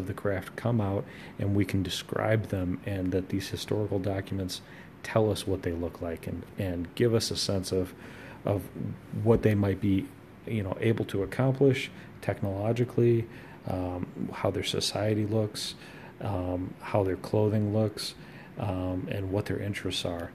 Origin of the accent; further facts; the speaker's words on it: United States; I'm an American